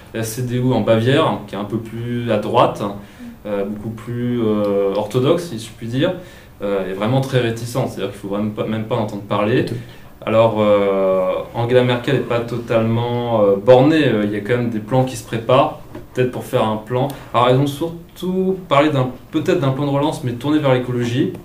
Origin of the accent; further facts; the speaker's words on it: Centre-Val de Loire, France; now in Alsace, France; je viens plutôt de la région, enfin département andré loire euh, en bois tour